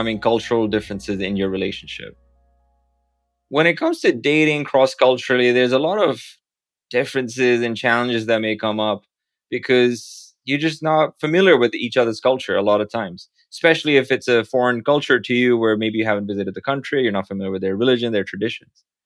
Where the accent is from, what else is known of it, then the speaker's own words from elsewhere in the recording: Pakistan; now in New York City, United States; someone who barely passed high school growing up in Pakistan